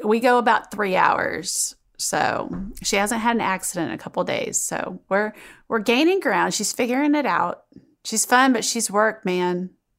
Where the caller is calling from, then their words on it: Long Island, New York, United States; I'm writing from Long Island, New York.